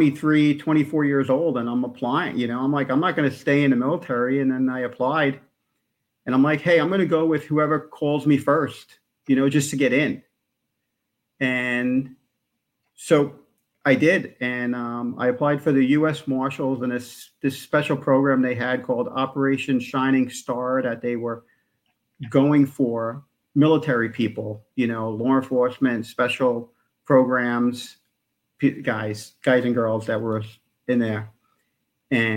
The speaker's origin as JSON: {"language": "English", "town": "New York City", "region": "New York", "country": "United States", "tie": "born or raised there", "said": "I'm from New York, the five boroughs. I grew up in Queens in a town called the Rockaways"}